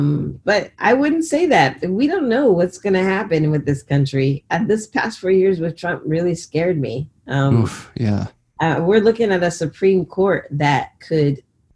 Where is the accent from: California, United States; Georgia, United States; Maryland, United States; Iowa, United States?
California, United States; growing up in California